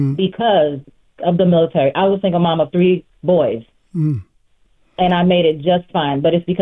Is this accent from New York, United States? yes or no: no; Miami, Florida, United States; also born or lived in Haiti; I was born in Haiti and I was raised in Miami.